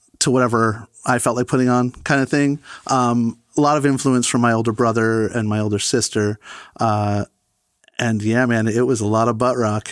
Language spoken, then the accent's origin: English; Oakland, New Jersey, United States; also born or lived in Franklin Lakes, New Jersey; now in Hopewell, United States; I grew up in Franklin Lakes, same town as Marco, but I pretty much grew up in Oakland, New Jersey, which is the town over.